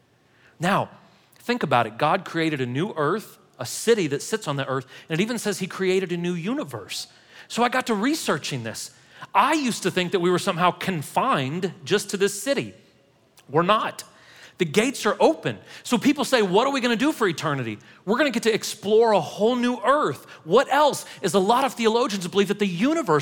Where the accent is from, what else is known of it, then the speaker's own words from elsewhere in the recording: St. Louis, Missouri, United States; now in Murfreesboro, United States; I'm from St. Louis originally